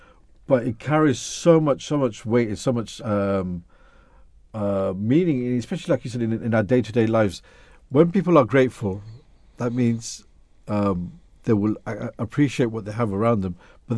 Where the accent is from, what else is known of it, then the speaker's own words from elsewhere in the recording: England, United Kingdom; I grew up in England